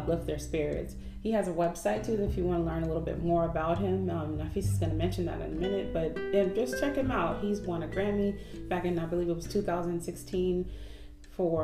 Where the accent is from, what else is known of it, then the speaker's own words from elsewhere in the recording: Oakland, California, United States; now in Atlanta, United States; We're in Atlanta now, but we're from Oakland, California